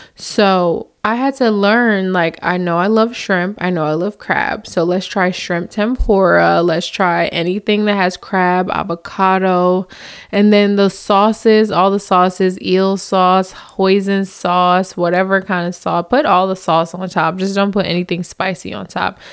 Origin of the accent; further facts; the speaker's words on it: New Jersey, United States; moved away as an adult; now in Southern United States; I come from the north, so I'm from Jersey